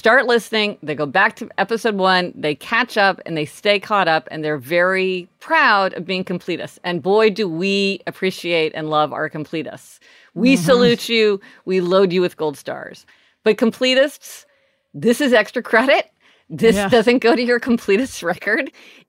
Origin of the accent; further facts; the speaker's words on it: Midwest, United States; now in Los Angeles, United States; We grew up in the Midwest, so we were part of that whole thing of people getting their license on the day they turned 16.